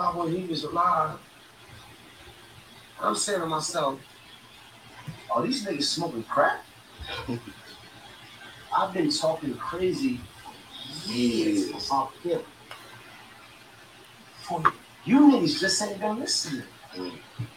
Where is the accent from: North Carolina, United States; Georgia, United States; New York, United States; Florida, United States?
New York, United States; New York City; I think I'm from Bedford Stuyvesant.